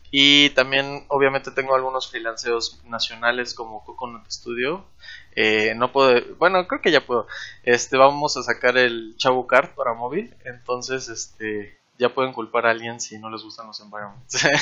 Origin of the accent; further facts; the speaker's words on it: Chetumal, Quintana Roo, Mexico; yo nací en la capital porque piensan que Cancún es la capital, pero no, ahora viene aquí la idea de que Chetumal es la capital. Yo nací ahí